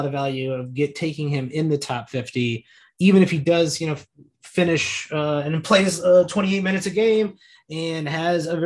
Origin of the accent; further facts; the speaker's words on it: Central Illinois, United States; I'm from Central Illinois